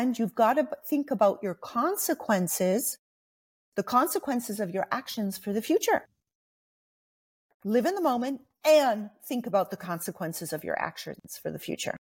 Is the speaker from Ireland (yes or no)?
no; Montreal, Quebec, Canada; I'm actually from Montreal